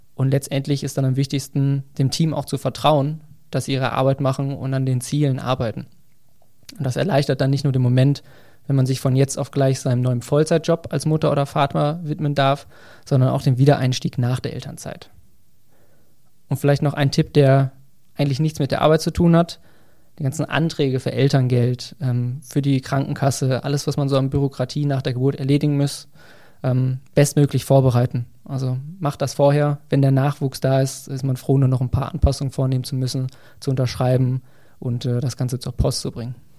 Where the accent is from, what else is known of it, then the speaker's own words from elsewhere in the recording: near Bielefeld, North Rhine-Westphalia, Germany; moved away as an adult; also born or lived in Saarbrücken; Ich bin in der Nähe von Bielefeld aufgewachsen